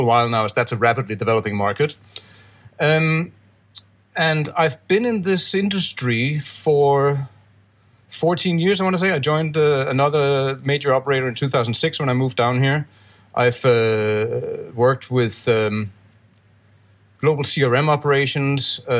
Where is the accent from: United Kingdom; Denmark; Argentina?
Denmark; now in Gibraltar; I'm from Denmark, but I live in Gibraltar